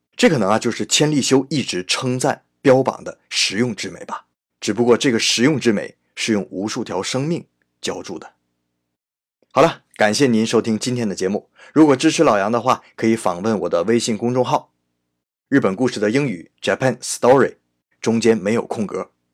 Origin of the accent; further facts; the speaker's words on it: China; 我们中国人